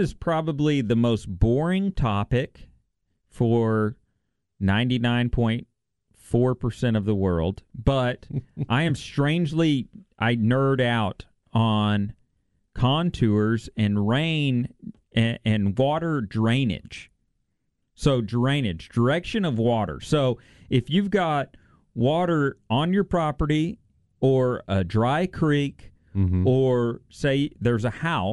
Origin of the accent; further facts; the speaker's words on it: La Grange, Texas, United States; My hometown